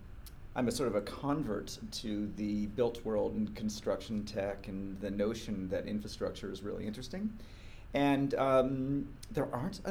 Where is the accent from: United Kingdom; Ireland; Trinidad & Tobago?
United Kingdom; born there; Born in the UK, American parents. Moved around a lot and really struggled in school as a kid.